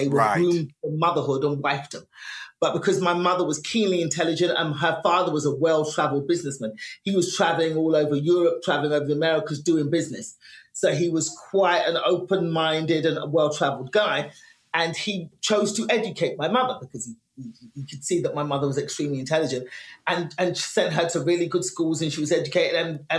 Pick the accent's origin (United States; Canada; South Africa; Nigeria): Nigeria; born there; So there are and as a Nigerian, because my family's African, I was born left-handed.